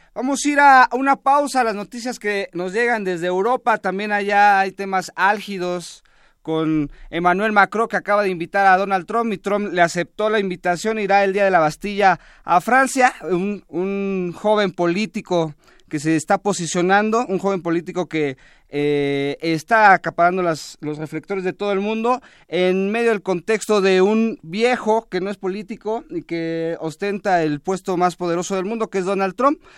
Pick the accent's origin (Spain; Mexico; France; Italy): Mexico; nosotros como ciudadanos mexicanos